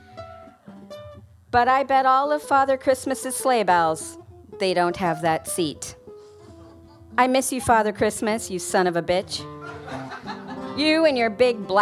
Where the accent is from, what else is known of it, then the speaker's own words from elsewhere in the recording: United Kingdom; moved away; we're British.